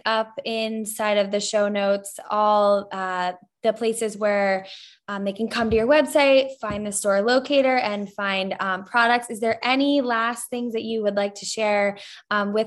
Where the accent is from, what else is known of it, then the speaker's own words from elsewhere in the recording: New Jersey, United States; now in Florida, United States; I grew up in New Jersey, but I live in Florida